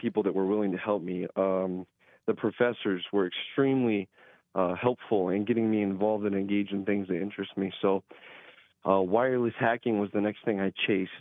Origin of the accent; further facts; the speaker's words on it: Fairburn, South Dakota, United States; I did grow up in Fairburn, South Dakota. It's a small town